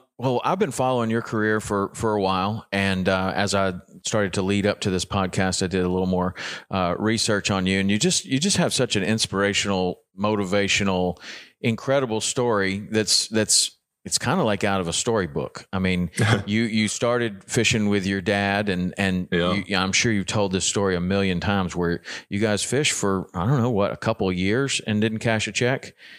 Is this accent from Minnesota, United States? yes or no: no; Tennessee, United States; I know, I'm from Tennessee too. Everything's a crocodile.